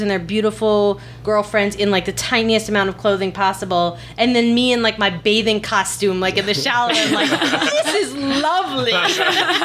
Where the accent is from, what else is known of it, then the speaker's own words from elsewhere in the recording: New York City, New York, United States; I was born and raised in New York